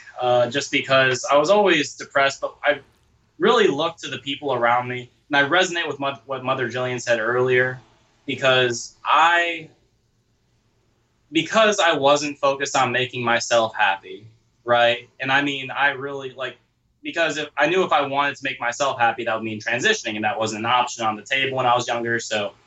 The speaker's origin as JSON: {"language": "English", "region": "Ohio", "country": "United States", "tie": "born or raised there", "moved": "yes", "said": "in Ohio, right, where the thought process was for me as a kid growing up"}